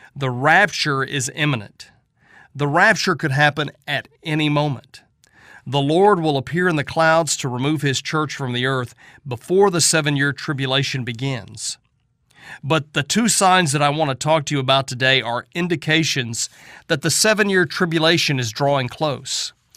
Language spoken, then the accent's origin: English; Southeast Oklahoma, United States; When I was growing up in Southeast Oklahoma